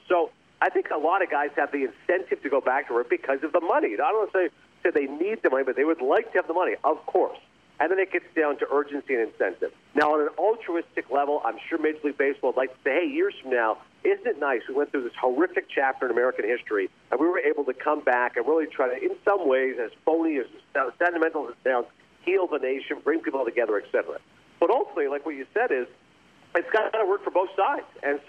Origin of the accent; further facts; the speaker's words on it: Canada; I'm from Canada. I have a ton of Montreal Expos fans who swore off baseball forever